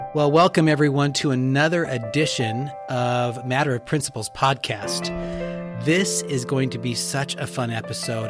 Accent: Yakima, Washington, United States; now in Olympia, United States; my hometown, Yakima, Washington

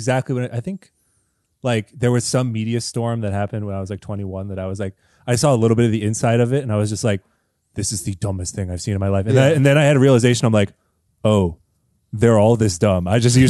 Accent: United States; as an American, as a white American

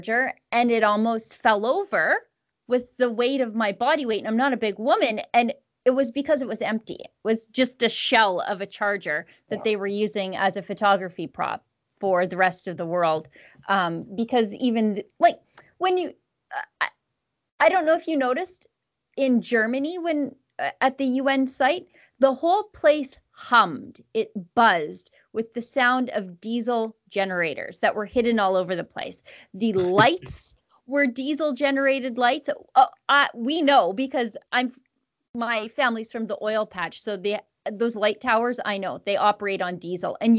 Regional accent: Canada; as a Canadian

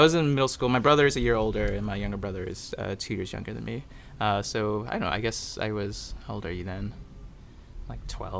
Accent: Houston, Texas, United States; moved away as an adult; also born or lived in California; now in Boston, United States; So I was born in California, but I grew up most of my life in Houston, Texas

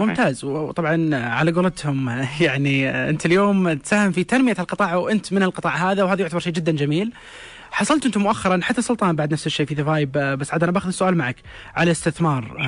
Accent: Saudi Arabia; عندنا في السعوديه

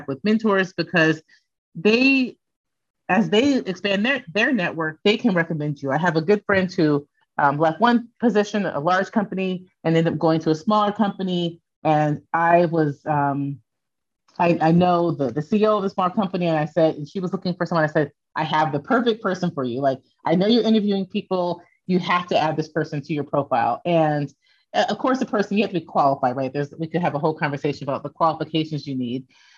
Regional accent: Phoenix, Arizona, United States; moved away as an adult; I'm from Phoenix. I did my undergraduate degree at Arizona State University

